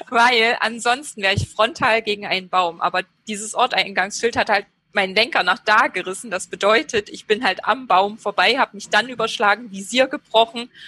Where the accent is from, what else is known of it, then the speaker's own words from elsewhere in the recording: Gotha, Thuringia, Germany; Ich komme aus Gotha ursprünglich.